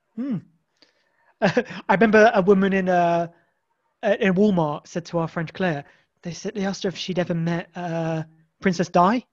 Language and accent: English; Isle of Wight, South East England, United Kingdom; I'm from the Isle of Wight.